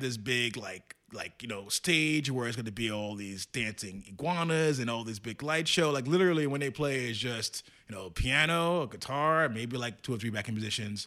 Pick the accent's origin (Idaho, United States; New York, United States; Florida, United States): New York, United States; as a New Yorker